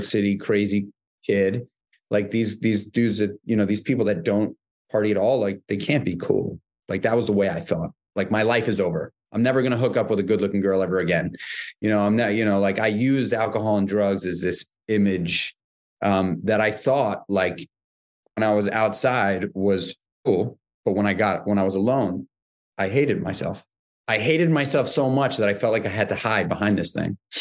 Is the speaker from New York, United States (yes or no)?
yes; New York City, New York, United States; born or raised there